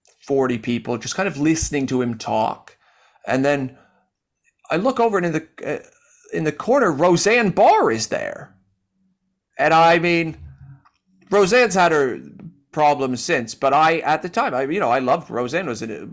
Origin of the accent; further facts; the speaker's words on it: Canada; moved away; I've made this my home after living here for 12 years. And I moved from Canada, and lots of my best friends are still in Canada. My family's there.